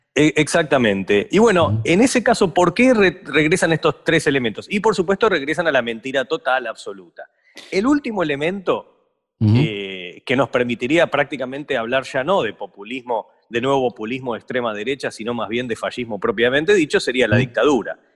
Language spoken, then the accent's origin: Spanish; Argentina; born or raised there